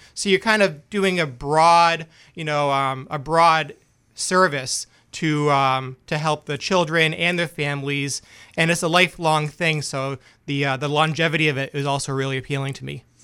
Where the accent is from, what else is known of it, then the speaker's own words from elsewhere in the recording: Boston, Massachusetts, United States; also born or lived in Biddeford, Maine / New York / Dover; now in Maine, United States; I am from Boston originally